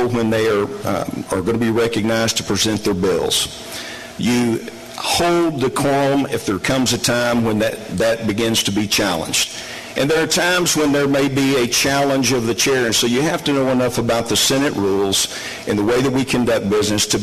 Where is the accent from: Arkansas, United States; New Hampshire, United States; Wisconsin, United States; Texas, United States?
Arkansas, United States; Northeast; I'm from Northeast Arkansas